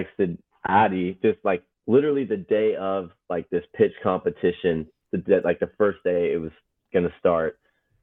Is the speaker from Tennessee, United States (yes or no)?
no; Dallas-Fort Worth suburbs, Texas, United States; I grew up in the suburbs of DFW, the DFW Metroplex.